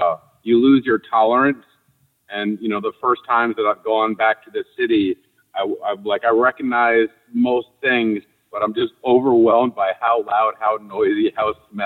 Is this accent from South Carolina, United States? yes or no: no; New Hampshire, United States; moved away as an adult; also born or lived in Atlanta, Georgia / Manhattan, New York; I grew up on a farm in New Hampshire